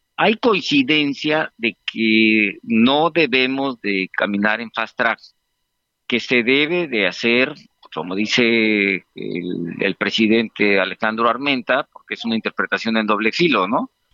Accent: Guerrero, Mexico; Yo soy de Guerrero

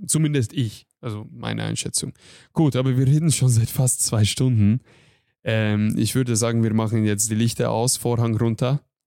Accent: Hungary; German is a second language; now in Germany; ich bin Ungar, ich komme aus Ungarn

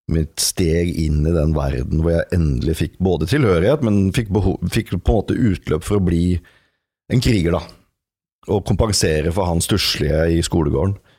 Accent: Norway; jeg er en mann, jeg er norsk, jeg er 44 år

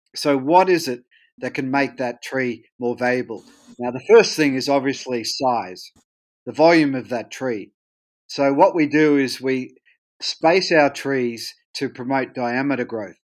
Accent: Australia; accent: Australian; I'm Australian

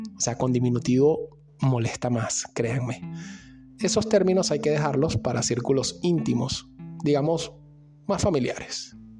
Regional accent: Venezuela; now in Argentina

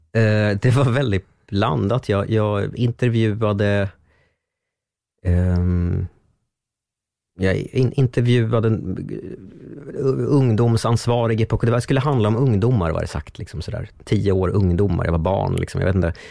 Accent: Strängnäs, Södermanland, Sweden; moved away; bodde hemma i Strängnäs fortfarande

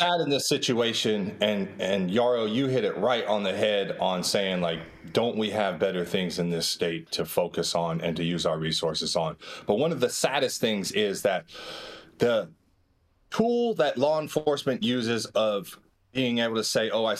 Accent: Modesto, California, United States; in my experience growing up in Modesto, you could get pulled over for anything during the 90s

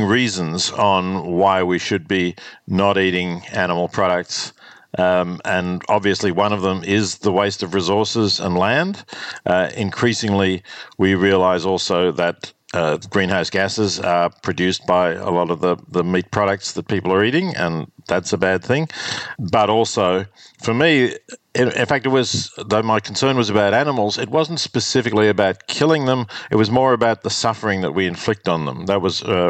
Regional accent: Australia; growing up in Australia in the 50s

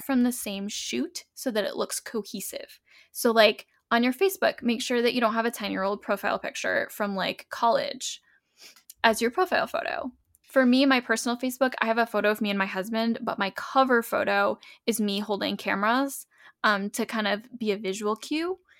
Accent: New England, United States; moved away; I'm from New England

